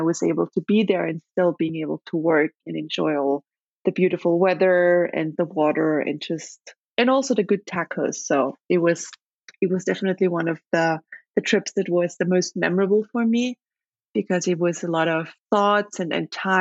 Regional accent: Leoben, Styria, Austria; English is a second language; moved away as an adult; also born or lived in Venezuela; now in Upper Austria, Austria; I grew up in a city called Leoben, which is the second largest city in the state of Styria

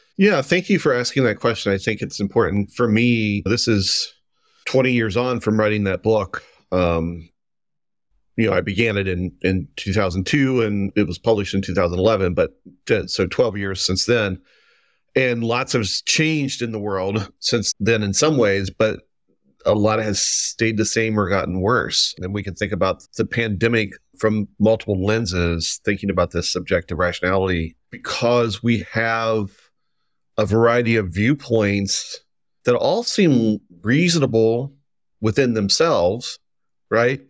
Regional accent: just south of Cincinnati, Kentucky, United States; moved away as an adult; also born or lived in Oregon; now in Providence, United States; I am, uh, originally from Kentucky, um, but I grew up just south of Cincinnati

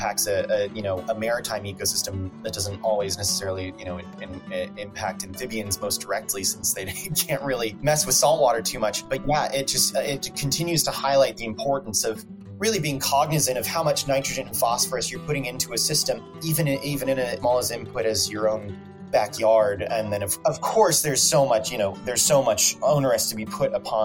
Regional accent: Atlanta, Georgia, United States; now in Chicago, United States; I'm from Atlanta, Georgia

